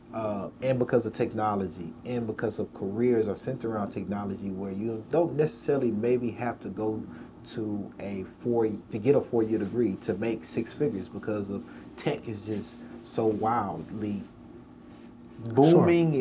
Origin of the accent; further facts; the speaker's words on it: Nashville, Tennessee, United States; as a black person growing up in Nashville